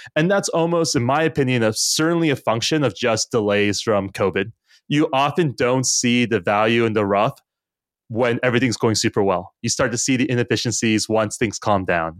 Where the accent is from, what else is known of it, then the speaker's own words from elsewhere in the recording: United States; as an American, and I think all of us on the color live in the U S or are American